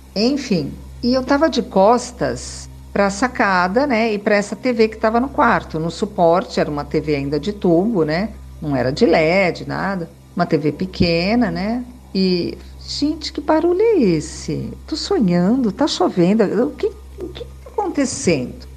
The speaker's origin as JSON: {"language": "Portuguese", "town": "São Caetano do Sul", "region": "São Paulo", "country": "Brazil", "moved": "yes", "lives_now": "Sorocaba, Brazil", "said": "Sou de São Caetano do Sul"}